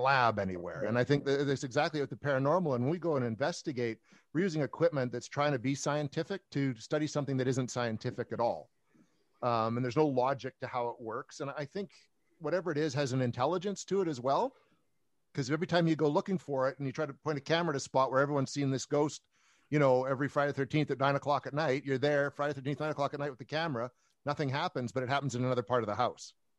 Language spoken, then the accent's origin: English; Canada; I'm a Canadian, like you said, paranormal investigator